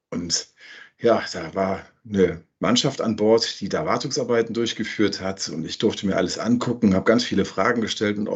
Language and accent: German; Cologne, North Rhine-Westphalia, Germany; Ich komme ursprünglich aus dem Rheinland, bin ganz in der Nähe von Köln geboren und in Köln groß geworden ja, habe da meine Schulzeit verbracht